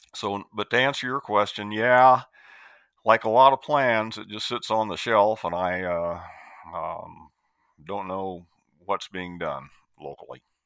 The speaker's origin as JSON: {"language": "English", "region": "Iowa", "country": "United States", "tie": "born or raised there", "also_born_or_lived": "Tennessee / Oregon", "moved": "as an adult", "said": "native of Iowa"}